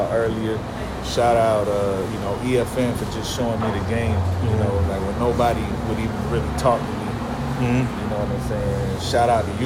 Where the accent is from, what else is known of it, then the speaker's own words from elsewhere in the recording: Miami, Florida, United States; growing up in Miami